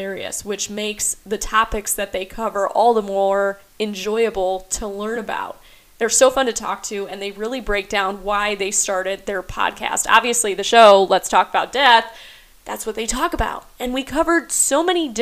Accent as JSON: {"language": "English", "region": "Michigan", "country": "United States", "also_born_or_lived": "Toledo, Ohio", "moved": "as an adult", "lives_now": "Roanoke, United States", "said": "I'm from Michigan and got my start there"}